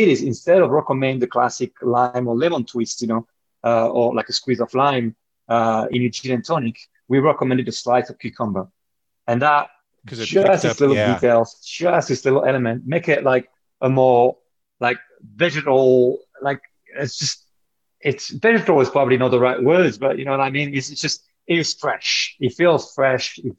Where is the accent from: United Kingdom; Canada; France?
France; moved away; as you can tell from my accent, you know, I grew up in France